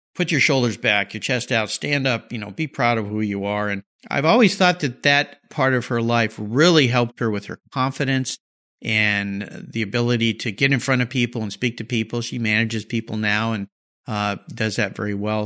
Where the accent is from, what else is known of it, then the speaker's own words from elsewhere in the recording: San Diego, California, United States; I grew up in Southern California, San Diego area